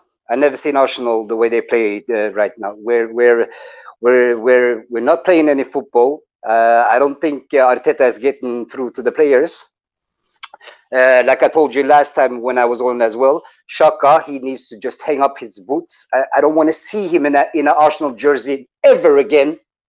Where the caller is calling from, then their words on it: Norway; English is a second language; It's … from Norway again, Harry.